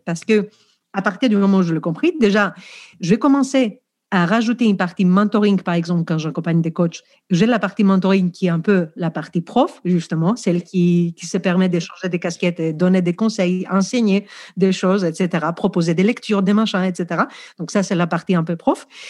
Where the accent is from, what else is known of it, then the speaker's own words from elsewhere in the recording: Greece; accent: Greek; French is a second language; moved away; je suis grec, je pense que vous l'avez compris déjà par mon accent